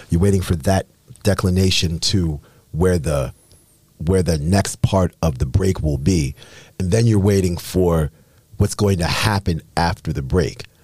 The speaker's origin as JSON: {"language": "English", "town": "Baltimore", "region": "Maryland", "country": "United States", "tie": "born or raised there", "also_born_or_lived": "England", "said": "I was born in England. Parents are from Trinidad and Tobago. I came to the United States when I was 18 months old, and I grew up in Baltimore, Maryland"}